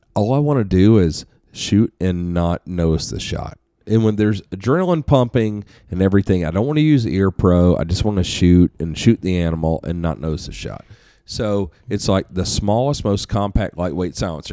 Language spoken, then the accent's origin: English; United States; I'm an American